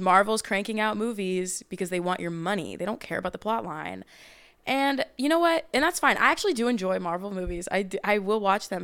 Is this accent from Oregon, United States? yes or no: yes; Portland, Oregon, United States; I'm from Portland, Oregon